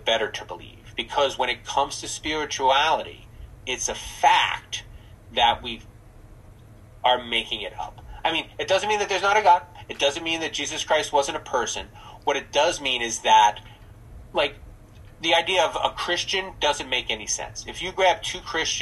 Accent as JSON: {"language": "English", "region": "New Jersey", "country": "United States", "moved": "yes", "said": "I'm from New Jersey"}